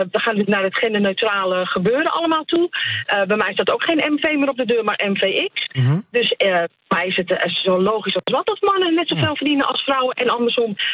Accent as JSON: {"language": "Dutch", "country": "Netherlands", "said": "als Nederlander"}